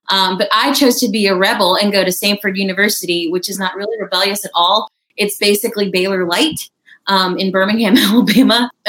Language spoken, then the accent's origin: English; India; also born or lived in Texas, United States; I grew up. I was born in Texas um, and grew up in India. My parents are missionaries there for 14 years.